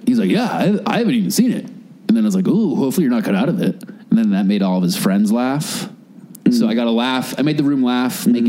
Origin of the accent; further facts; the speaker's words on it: Boston, Massachusetts, United States; I'm from Boston.